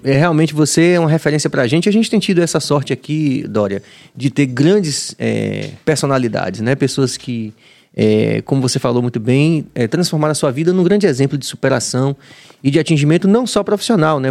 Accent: Bahia, Brazil; como baianos e como brasileiros

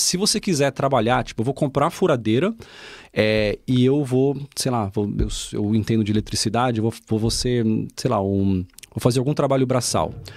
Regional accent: Brazil; accent: Brazilian; now in Portugal; eu tenho um sotaque brasileiro

